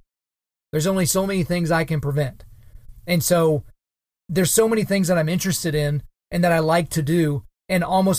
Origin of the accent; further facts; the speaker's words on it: Oklahoma, United States; my home state of Oklahoma